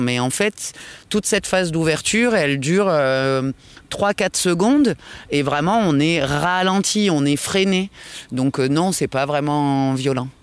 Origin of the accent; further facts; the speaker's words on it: France; on est des Gaulois